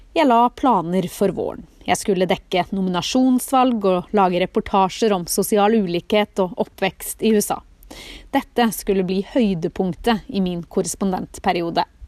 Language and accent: Norwegian; Norway; moved away as an adult; Nå sitter vi plutselig hjemme i Norge